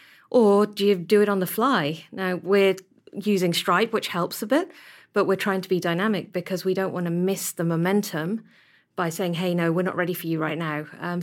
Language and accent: English; Whangarei, Northland, New Zealand; just like they do in Auckland and they do in Christchurch and growing up in Whangarei.